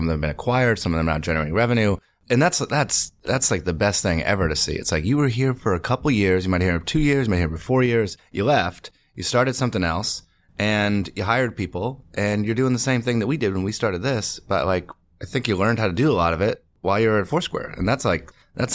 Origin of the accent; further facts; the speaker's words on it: Medway, Massachusetts, United States; I'm from right outside of Boston, about 40 minutes outside of Boston in the suburbs. It's a town called Medway, Massachusetts.